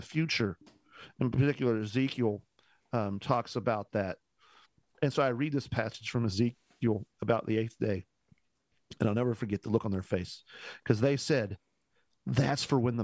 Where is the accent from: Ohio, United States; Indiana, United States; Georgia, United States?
Indiana, United States; I'm from Indiana